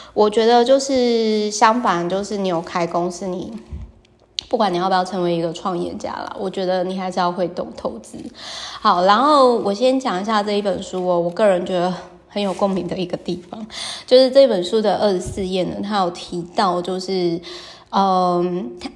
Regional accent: Taiwan; 身为台湾人

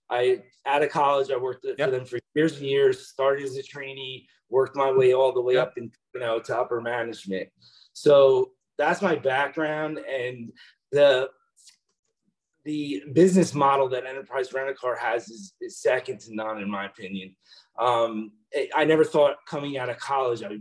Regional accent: near Camden County, New Jersey, United States; I moved to Florida recently, um, wasn't happy with what I was doing. I'm from New Jersey.

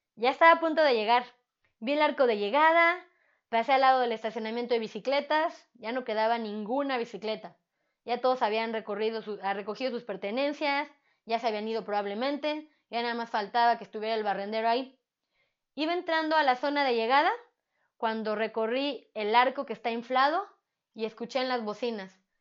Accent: Mexico; como buena mexicana

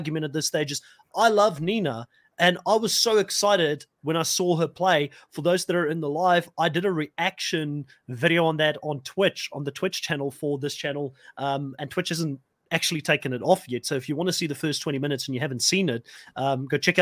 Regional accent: South Africa; I'm also from South Africa

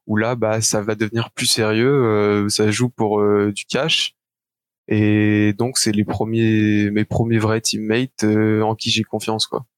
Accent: Belgium; j'ai 20 ans, je suis belge

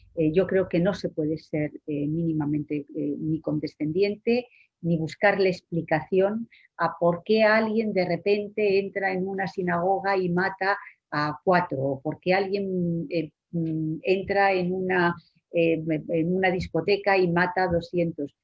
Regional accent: Spain

